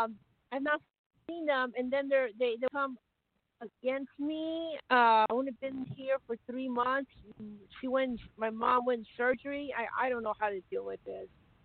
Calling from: Texas, United States

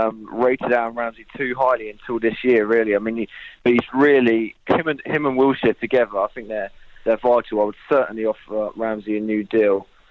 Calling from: Worthing, South East England, United Kingdom; I'm calling from a small town called Worthing near Brighton.

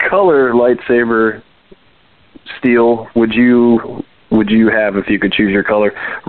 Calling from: Texas, United States; Oh, wow. I'm also calling from Texas.

